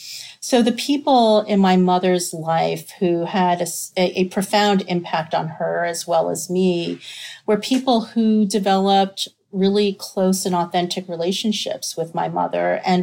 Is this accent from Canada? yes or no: no; New York, United States; personal background on me, I was raised in New York.